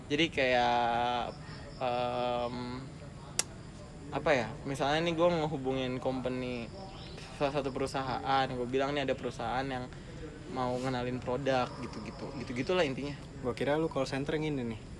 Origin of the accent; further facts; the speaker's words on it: Kalimantan, Indonesia; gue gue tuh nggak bilang gue dari Kalimantan gue bilang gue dari Manado